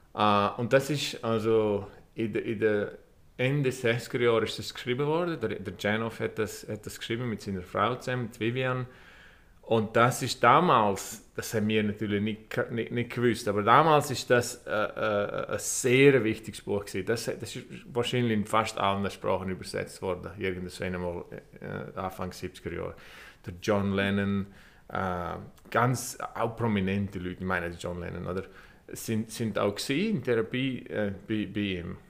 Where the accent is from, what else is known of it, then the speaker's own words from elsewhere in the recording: Vrin, Graubünden, Switzerland; moved away as an adult; also born or lived in Chur / Ireland; now in Los Angeles, United States; Ich bin dort aufgewachsen